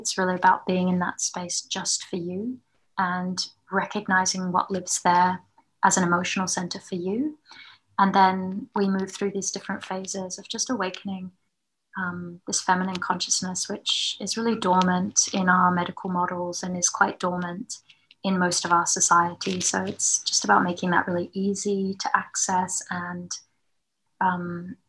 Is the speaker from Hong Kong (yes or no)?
no; New Zealand; moved away; also born or lived in Melbourne; I went back home. We're originally from New Zealand